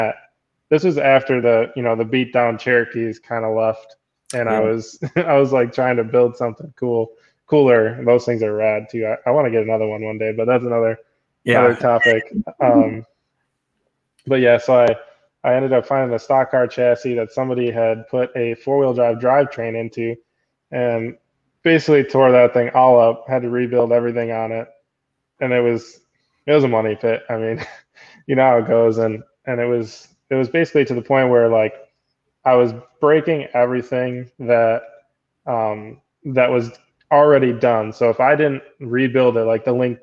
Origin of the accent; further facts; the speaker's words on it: Wisconsin, United States; I'm out here in Wisconsin, so you know, for those of you guys wondering, we're from Wisconsin